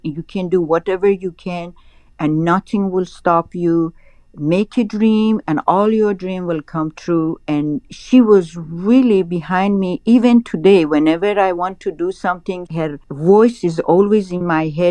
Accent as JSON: {"language": "English", "town": "Tehran", "region": "Tehran Province", "country": "Iran", "tie": "born or raised there", "also_born_or_lived": "Rishikesh", "moved": "yes", "said": "I was raised in Tehran"}